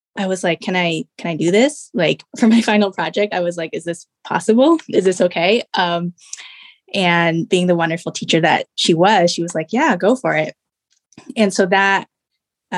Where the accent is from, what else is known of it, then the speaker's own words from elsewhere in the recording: Rochester, Minnesota, United States; moved away as an adult; also born or lived in China / Bay Area, California; we moved to a town called Rochester, Minnesota. And that's where I grew up most of my life until college.